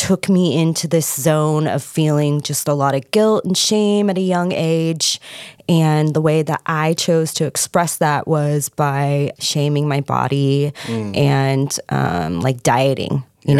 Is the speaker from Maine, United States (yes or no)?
no; Lake Forest, California, United States; I grew up in Southern California, mm-hmm. In Lake Forest, actually. I still call it El Toro.